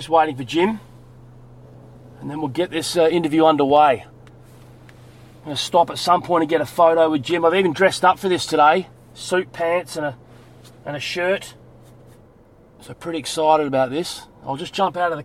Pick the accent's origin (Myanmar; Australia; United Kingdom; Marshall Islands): Australia; Adelaide, South Australia; moved away as an adult; now in Sydney, Australia; I am from Adelaide